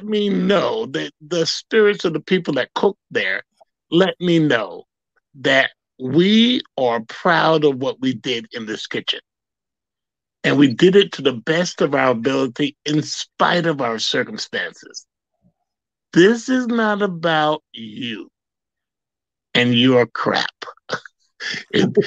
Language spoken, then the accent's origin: English; the South, United States; Growing up in the South